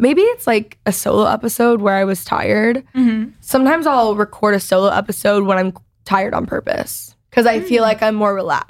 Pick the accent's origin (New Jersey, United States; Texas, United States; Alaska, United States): Texas, United States; Dallas; accent: Valley girl; I, for whatever reason, have this like godforsaken Valley girl accent when I grew up in Texas. I don't know where it came from. Like, I don't even I say y'all, but I don't have, I mean, no one really in Dallas has like strong accents